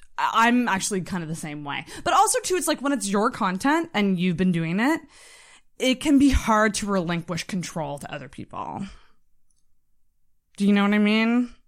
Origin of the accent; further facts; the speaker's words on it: Antigonish, Nova Scotia, Canada; I'm from Antigonish.